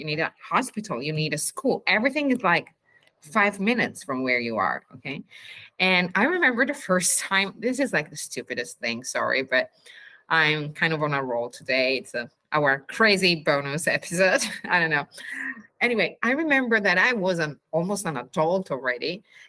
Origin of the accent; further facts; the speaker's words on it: Abbiategrasso, Lombardy, Italy; it is the region where I was born, and I was born near Milan in a little town called Abbiategrasso.